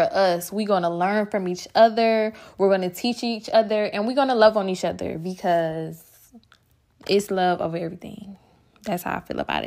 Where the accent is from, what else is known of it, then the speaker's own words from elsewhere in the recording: Milwaukee, Wisconsin, United States; now in Atlanta, United States; I live in Atlanta, Georgia, and I am from Milwaukee, Wisconsin.